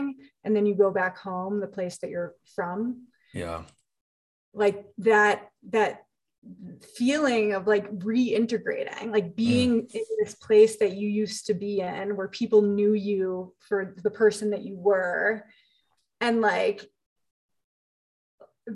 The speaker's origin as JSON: {"language": "English", "town": "Chicago", "region": "Illinois", "country": "United States", "tie": "born or raised there", "also_born_or_lived": "Los Angeles, California", "moved": "as an adult", "said": "I'm from Chicago, born and raised. And I say home is LA, California, because that's where I lived for the last 6 years."}